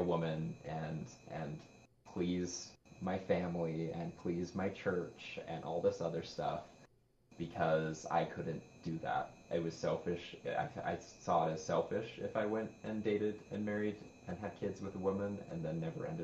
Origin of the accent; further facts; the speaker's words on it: Utah, United States; I'm from Utah. And as many people associate with Utah, Mormons. I grew up Mormon